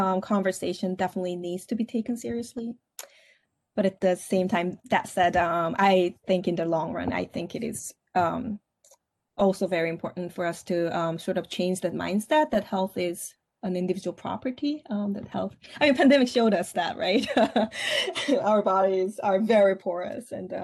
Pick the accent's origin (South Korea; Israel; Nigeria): South Korea; English is a second language; moved away as an adult; now in Syracuse, United States; I grew up in Korea.